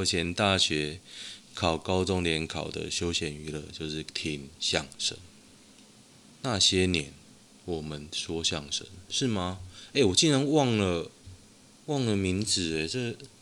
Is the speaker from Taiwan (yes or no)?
yes; Taoyuan, Taiwan; 可是我桃园人啊。